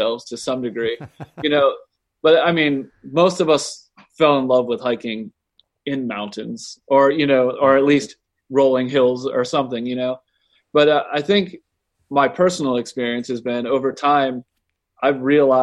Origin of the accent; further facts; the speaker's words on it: Florida, United States; also born or lived in Connecticut; I was born in Connecticut, but I was basically raised in Florida for the most part